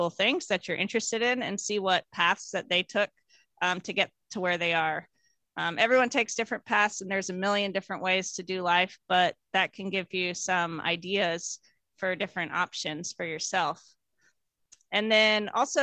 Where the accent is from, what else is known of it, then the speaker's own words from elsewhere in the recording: Houston, Texas, United States; I grew up in Houston, Texas